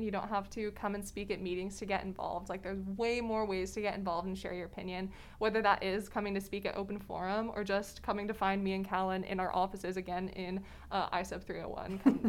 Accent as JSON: {"language": "English", "town": "Kuna", "region": "Idaho", "country": "United States", "tie": "born or raised there", "moved": "as an adult", "said": "coming from CUNA, Idaho, there was not much diversity of thought or diversity of any kind really in my hometown"}